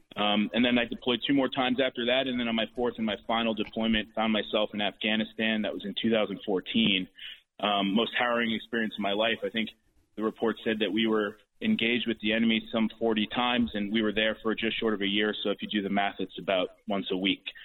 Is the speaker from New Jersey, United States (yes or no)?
yes; Bergen County, New Jersey, United States; this is my home. I grew up in Bergen County my entire life